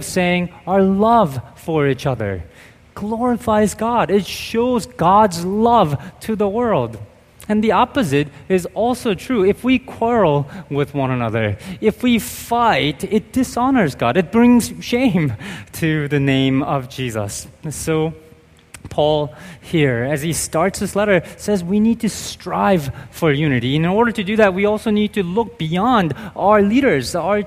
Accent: United States; I'm Korean American

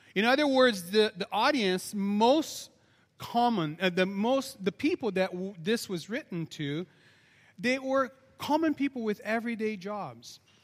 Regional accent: Brazil; I'm very Portuguese, by the way, even though I'm from Brazil

